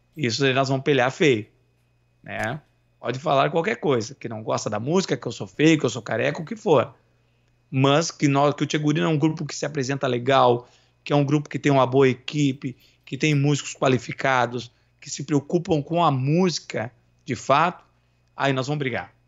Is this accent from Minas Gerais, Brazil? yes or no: no; São Leopoldo, Rio Grande do Sul, Brazil; accent: Greater Porto Alegre; E eu e meus irmãos, nós fomos criados na Grande Porto, na Grande Porto Alegre. Nós somos de São Leopoldo.